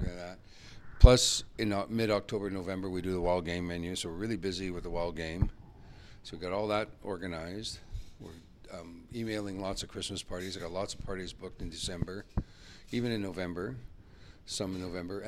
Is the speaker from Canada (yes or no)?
yes; Peace River Country, Alberta, Canada; I'm originally from Peace River Country. I was born in Falaire, born up north, Peace River Country, McClellan